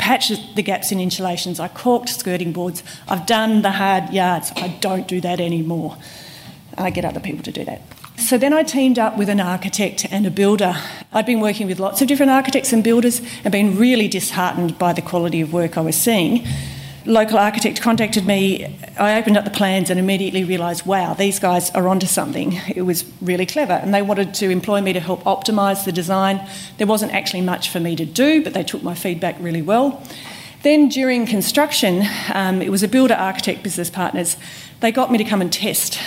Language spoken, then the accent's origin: English; Tasmania, Australia; moved away as an adult; also born or lived in Perth / Vancouver / Philippines; now in Canberra, Australia; I grew up in Tasmania, was born in Perth